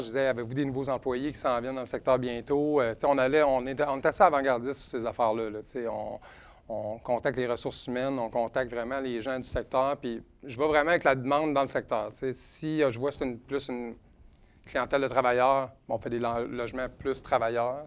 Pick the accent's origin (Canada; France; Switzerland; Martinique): Canada; Edmonton, Alberta; now in Quebec City, Canada; je viens de Edmonton, en Alberta. Je suis né en Alberta, mais ma famille vient pas mal toute d'ici à Québec. présentement, on habite sur la rive sud de Québec